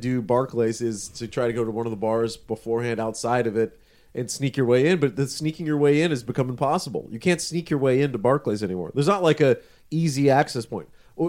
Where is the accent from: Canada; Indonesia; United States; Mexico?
Canada; Being a Canadian, playing for a Canadian team has added incalculable number of standing time.